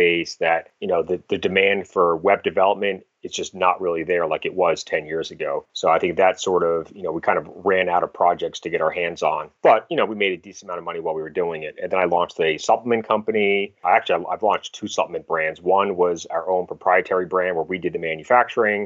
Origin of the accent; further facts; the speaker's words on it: Cape Cod, Massachusetts, United States; also born or lived in Boston, Massachusetts / Newport, Rhode Island; originally from the Massachusetts area, kind of grew up on Cape Cod, lived in Boston for a bunch of years after college